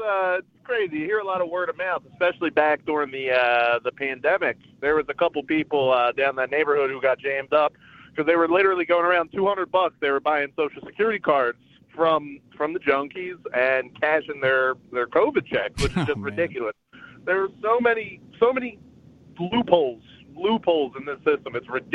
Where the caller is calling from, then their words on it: Philadelphia, Pennsylvania, United States; I'm calling from Philadelphia.